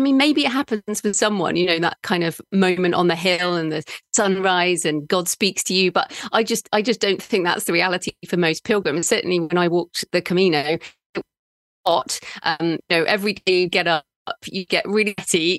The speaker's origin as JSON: {"language": "English", "country": "United Kingdom", "moved": "yes", "said": "I'm a British woman"}